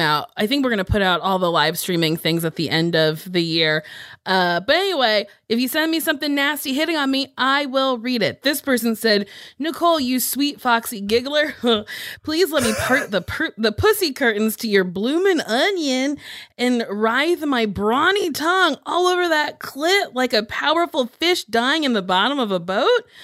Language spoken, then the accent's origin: English; Lincroft, New Jersey, United States; moved away; I'm from Lincroft, which is a little, a little town inside of Middletown